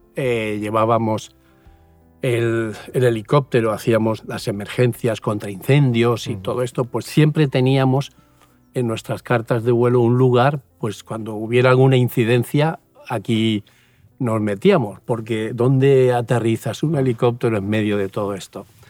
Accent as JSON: {"language": "Spanish", "town": "Puerto de Sagunto", "region": "Valencian Community", "country": "Spain", "tie": "born or raised there", "also_born_or_lived": "Seville", "moved": "as an adult", "said": "yo nací en un pueblecito ahí al lado de Sagunto, Puerto de Sagunto"}